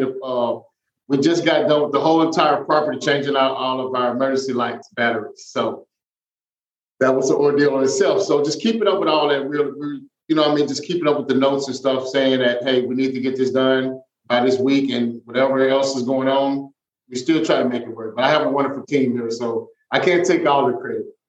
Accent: Mississippi, United States; moved away; I'm from Mississippi

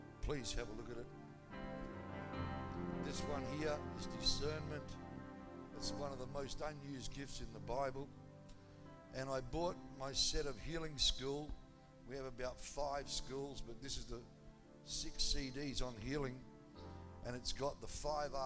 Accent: Australia; I'm an Australian

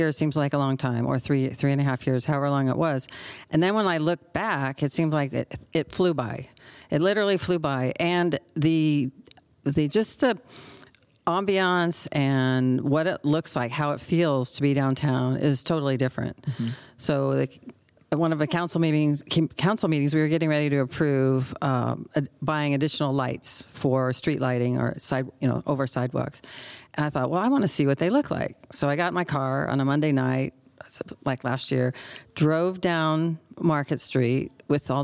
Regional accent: Redding, California, United States; I grew up in Reading

